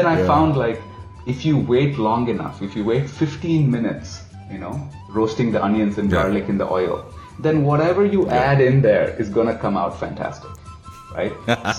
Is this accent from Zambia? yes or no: yes; Zambia; also born or lived in India; Because, you know, I grew up in Africa, grew up in Zambia, went to a boarding school in the south, left India at 18 to go to college in the US.